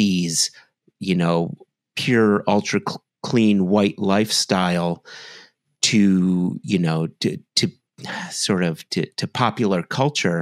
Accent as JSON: {"language": "English", "country": "United States", "said": "as an American bourbon drinker"}